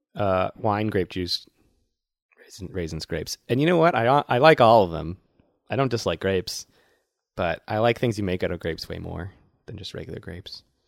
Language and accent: English; Worcester, Massachusetts, United States; my hometown of Worcester